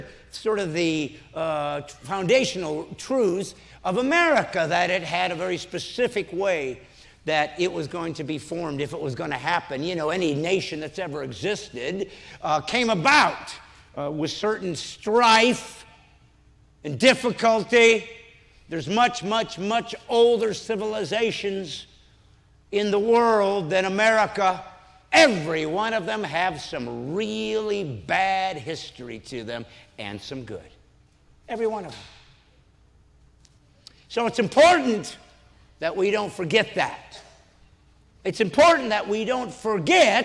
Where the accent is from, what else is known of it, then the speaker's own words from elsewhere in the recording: Indiana, United States; moved away; I love Indiana for one reason that I have no control over. I was born here. It's the only state I get to say that. I'm a Hoosier just like you